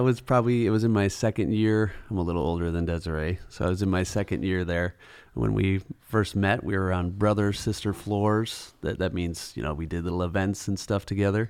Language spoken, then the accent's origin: English; Eden Prairie, Chaska, Hopkins area, Minnesota, United States; grew up in kind of the Eden Prairie, Chaska, Hopkins area